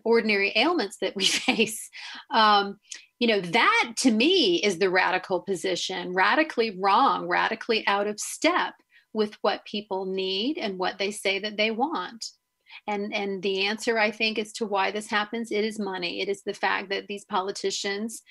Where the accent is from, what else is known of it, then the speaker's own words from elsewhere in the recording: Raleigh, North Carolina, United States; I grew up in Raleigh, North Carolina in the 70s and 80s.